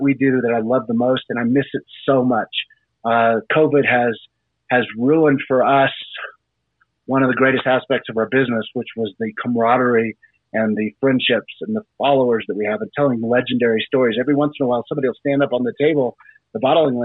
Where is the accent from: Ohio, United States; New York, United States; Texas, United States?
Texas, United States; Houston; also born or lived in Bremerton, Washington / Boston, Massachusetts / Dallas, Texas; So I grew up in Houston. I was in Houston from basically the second grade all the way up until high school, and then went to high school in Dallas